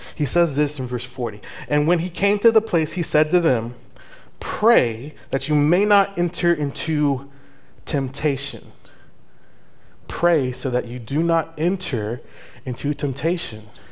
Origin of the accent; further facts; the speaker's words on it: El Paso, Texas, United States; moved away; I'm from El Paso